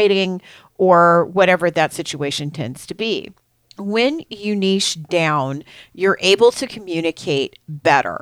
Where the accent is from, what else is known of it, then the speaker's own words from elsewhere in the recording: Missouri, United States; I am from Missouri, I do niche rather than niche.